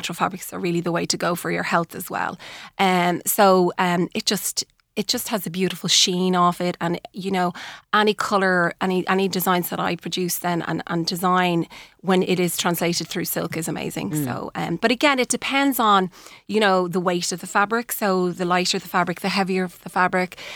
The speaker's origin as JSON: {"language": "English", "country": "Ireland", "tie": "born or raised there", "also_born_or_lived": "New York, United States", "moved": "as an adult", "said": "my mother came back when I was about 10 months old"}